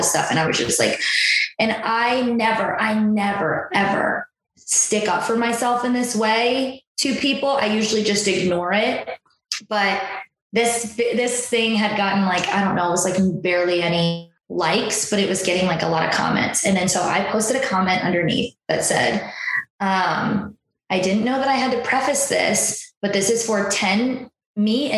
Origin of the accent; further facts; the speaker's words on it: Waterloo, Illinois, United States; I grew up in Waterloo, Illinois.